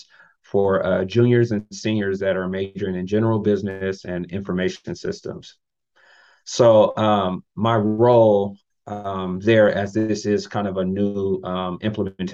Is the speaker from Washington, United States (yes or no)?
no; California, United States; moved away as an adult; also born or lived in Utah; now in Florida, United States; I'm from California